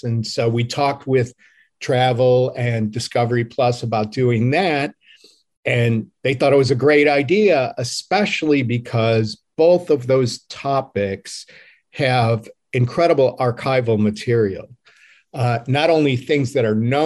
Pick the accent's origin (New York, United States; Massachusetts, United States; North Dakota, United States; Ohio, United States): Ohio, United States; Cleveland; my hometown of Cleveland, Ohio